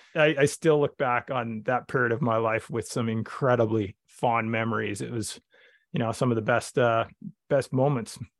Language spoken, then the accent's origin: English; Vernon, British Columbia, Canada; I grew up in Vernon, British Columbia, Canada